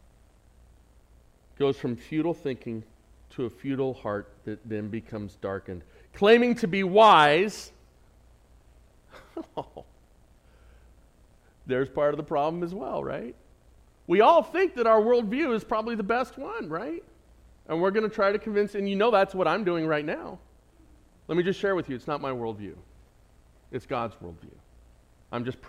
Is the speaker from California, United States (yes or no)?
yes; San Diego, California, United States; accent: San Diego; my San Diego accent